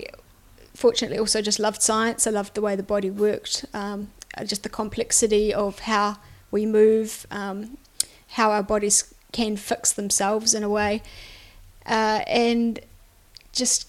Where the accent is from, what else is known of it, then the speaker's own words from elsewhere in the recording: Canterbury, New Zealand; also born or lived in Otago; now in Christchurch, New Zealand; born and bred in Canterbury really, but went down to uni in Otago.